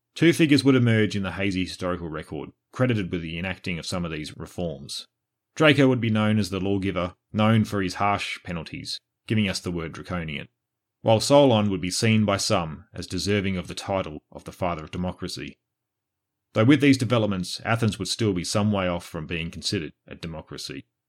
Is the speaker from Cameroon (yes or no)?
no; Australia; I'm Australian born and bred, with three generations behind me born and bred.